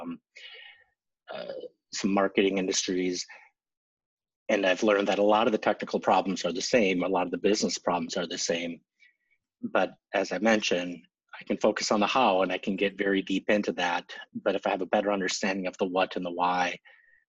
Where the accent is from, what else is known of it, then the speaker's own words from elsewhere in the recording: central Minnesota, United States; accent: long O's; I grew up in central Minnesota, so if you hear some long O's, you'll understand why.